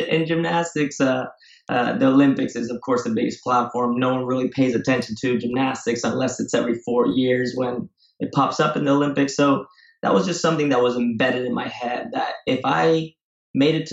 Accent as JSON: {"language": "English", "country": "Spain", "tie": "born or raised there", "also_born_or_lived": "Marin County, California, United States / Ecuador / Singapore", "moved": "as an adult", "lives_now": "San Francisco, United States", "said": "I was raised in Spain, and that's where I went to school."}